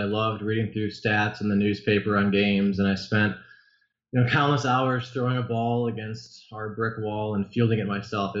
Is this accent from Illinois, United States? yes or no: yes; Illinois suburbs, United States; I grew up in the Illinois suburbs